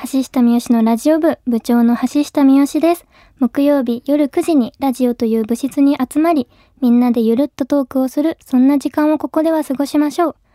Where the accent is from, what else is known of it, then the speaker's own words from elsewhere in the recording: Himeji, Hyogo, Japan; now in Tokyo, Japan; 姫路出身